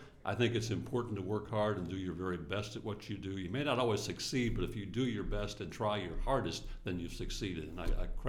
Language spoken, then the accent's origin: English; St. Louis, Missouri, United States; I was born in St. Louis